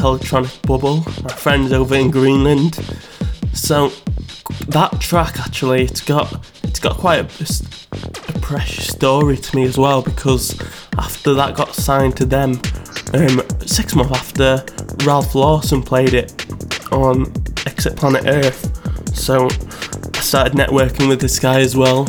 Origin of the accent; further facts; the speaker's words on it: North Wales, United Kingdom; moved away as an adult; now in Leeds, United Kingdom; I live in Leeds. Um, I'm from North Wales originally, but I came here for university